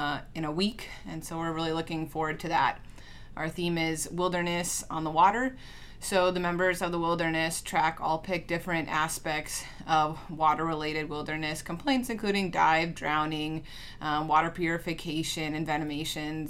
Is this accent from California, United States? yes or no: no; Rapid City, South Dakota, United States; moved away as an adult; also born or lived in Upper Peninsula, Michigan / Kirksville, Missouri; now in St. Joseph, Michigan, United States; I'm from Rapid City, South Dakota